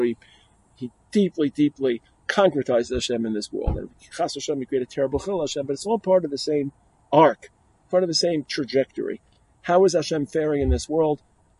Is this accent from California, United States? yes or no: no; New York City, New York, United States; moved away; I grew up in Brooklyn, New York. Great place to be a Jew, great place to learn.